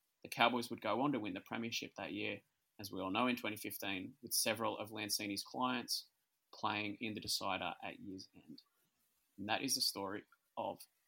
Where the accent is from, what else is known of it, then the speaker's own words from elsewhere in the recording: Canberra, Australian Capital Territory, Australia; I grew up in Canberra